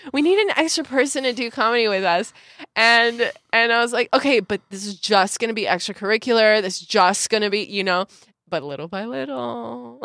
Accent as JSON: {"language": "English", "town": "Santa Clarita", "region": "California", "country": "United States", "tie": "born or raised there", "also_born_or_lived": "Los Angeles / Mexico City / Puerto Vallarta / Tulum", "moved": "as an adult", "said": "I was born in Los Angeles, in the Women's Hospital of Los Angeles, um, and grew up in Santa Clarita Valley"}